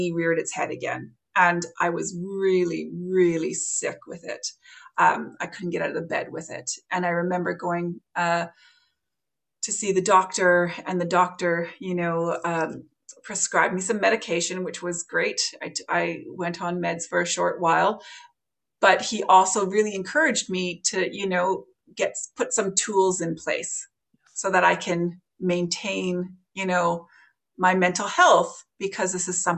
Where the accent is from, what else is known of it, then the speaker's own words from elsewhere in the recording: Canada; moved away as an adult; now in Ireland; as you can hear from my accent, I'm not Irish, I'm Canadian